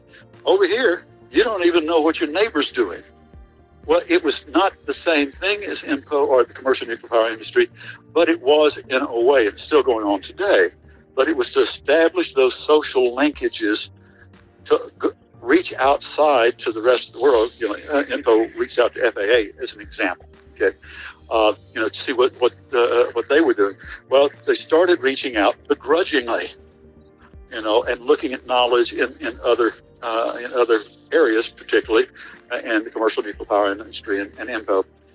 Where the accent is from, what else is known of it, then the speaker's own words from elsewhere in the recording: United States; You people, obviously, because I'm from Washington, I've got a checklist.